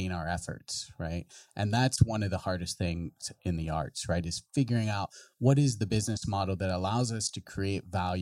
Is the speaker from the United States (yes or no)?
yes; West Virginia, United States; moved away; I come from a rural background. I'm from West Virginia. So, I'm from, a very tiny little town on the Ohio River